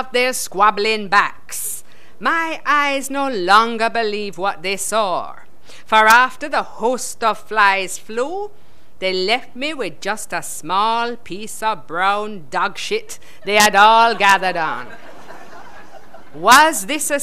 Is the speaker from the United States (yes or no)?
no; England, United Kingdom; I'm English